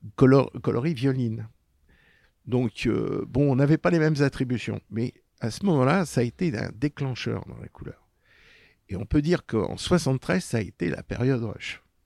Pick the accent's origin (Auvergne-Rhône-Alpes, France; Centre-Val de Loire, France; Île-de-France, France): Île-de-France, France; Paris; quand j'étais môme, euh, j'étais dans le milieu populaire, j'ai vécu Paris-Centre, côté de Belleville